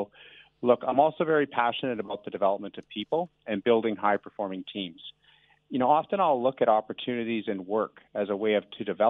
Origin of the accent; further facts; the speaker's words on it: Canada; moved away as an adult; also born or lived in Melbourne, Australia; now in Auckland, New Zealand; people can probably tell from my accent, I was born in Canada, but importantly, you know, I grew up in a farming family